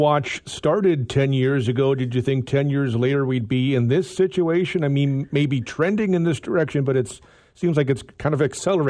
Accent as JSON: {"language": "English", "country": "Canada", "said": "I'm Canadian. I like living in Canada."}